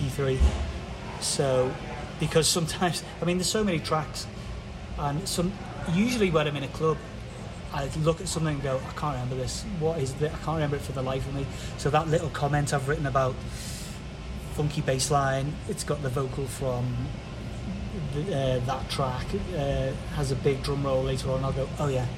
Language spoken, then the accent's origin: English; England, United Kingdom; I'm English